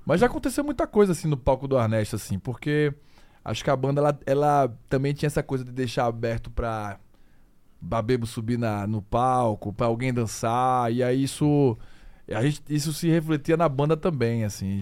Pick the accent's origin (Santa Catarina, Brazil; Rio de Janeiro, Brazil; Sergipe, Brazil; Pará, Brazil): Sergipe, Brazil; Aracaju; a gente é de Aracaju, a gente é de Sergipe, a gente é do Nordeste